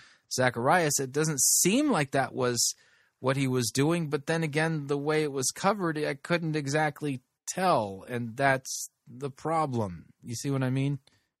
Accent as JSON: {"language": "English", "country": "India", "tie": "born or raised there", "said": "I was born and raised in India."}